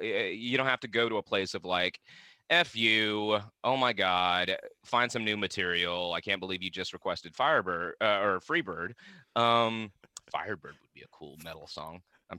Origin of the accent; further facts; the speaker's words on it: Vietnam; But no, I'm from the South, but I'm from South Vietnam, dude.